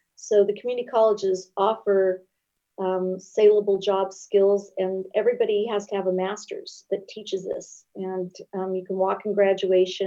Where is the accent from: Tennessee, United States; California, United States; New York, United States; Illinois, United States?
California, United States; Long Beach; I grew up in Long Beach